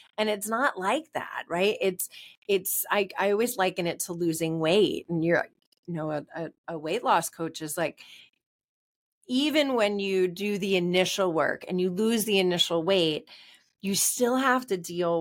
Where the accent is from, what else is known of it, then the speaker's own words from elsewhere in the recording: New York, United States; we're New Yorker